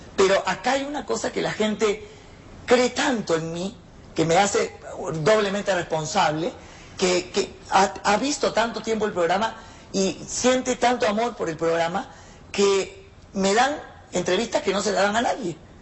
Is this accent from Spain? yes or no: no; Peru; moved away as an adult; now in Mexico